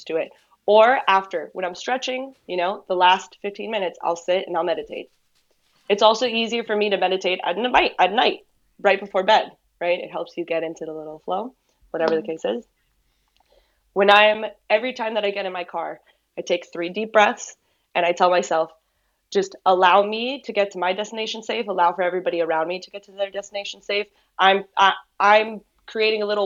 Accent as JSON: {"language": "English", "town": "Miami", "region": "Florida", "country": "United States", "tie": "born or raised there", "said": "I was born and raised here in Miami"}